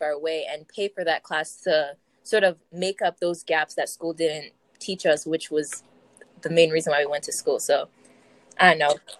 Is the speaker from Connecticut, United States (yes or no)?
yes; South Windsor, Connecticut, United States; I'm from South Windsor, and I'm a Black student